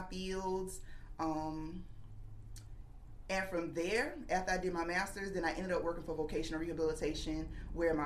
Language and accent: English; Florence, South Carolina, United States; I was born and raised here in Florence, and I'm a proud graduate of Wilson High School